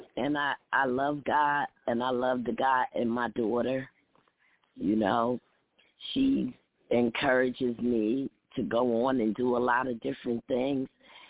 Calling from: Newark, New Jersey, United States; From Newark, New Jersey.

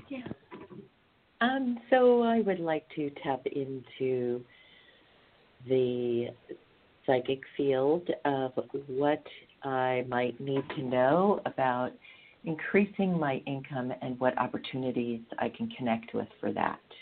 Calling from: California, United States; I'm calling from California.

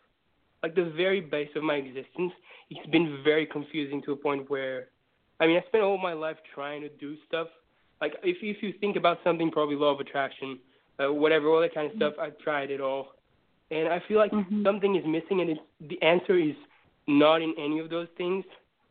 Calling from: Portugal; I'm calling from the south of Portugal, Europe.

